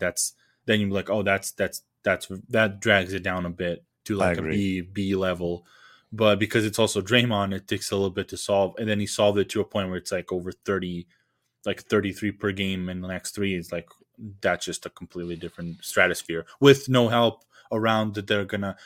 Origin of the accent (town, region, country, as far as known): Serbia; English is a second language; now in Lincoln, United States